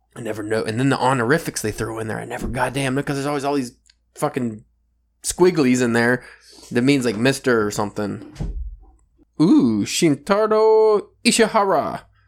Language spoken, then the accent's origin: English; United States; I'm from America